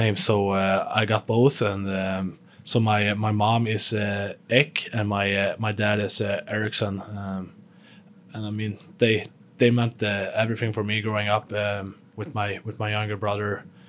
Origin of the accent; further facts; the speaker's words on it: Sweden; moved away as an adult; I came from, from living with, still living with my parents back home in Sweden. Um, still living in my hometown